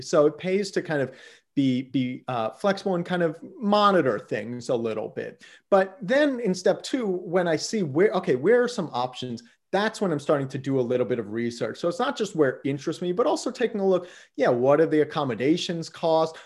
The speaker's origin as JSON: {"language": "English", "town": "Yellow Springs", "region": "Ohio", "country": "United States", "tie": "born or raised there", "also_born_or_lived": "California / Washington, D.C. / Mozambique / Mexico", "moved": "as an adult", "lives_now": "Portland, United States", "said": "I grew up actually in Southwest Ohio, a small little town uh, 3,500 people called Yellow Springs"}